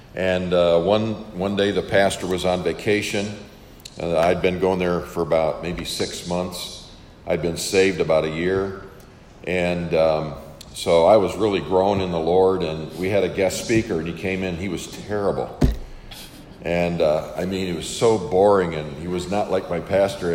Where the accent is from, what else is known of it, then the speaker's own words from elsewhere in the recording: Western New York, United States; moved away as an adult; I was born on a farm and uh, grew up there and uh, spent my first 18 years uh, there in, in Western New York